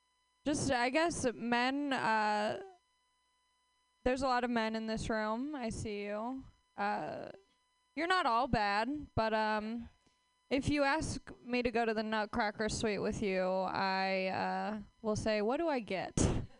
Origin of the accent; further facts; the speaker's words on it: Los Angeles, California, United States; Hi, I am from Los Angeles, where dreams die right in front of your face.